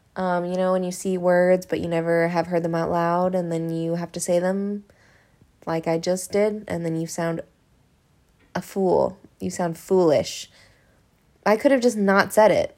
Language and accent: English; Hawaii, United States; now in Los Angeles, United States; It was filmed at my house. I mean, like, in my hometown.